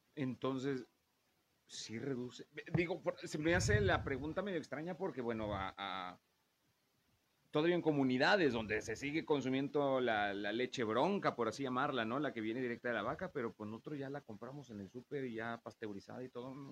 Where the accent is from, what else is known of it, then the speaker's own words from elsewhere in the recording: a town in Veracruz, Mexico; moved away; vengo de un pueblo de Veracruz